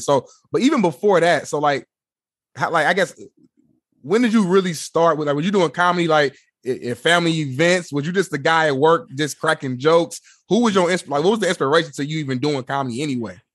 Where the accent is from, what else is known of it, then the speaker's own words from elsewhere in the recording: Indianapolis, Indiana, United States; I'm from Indianapolis.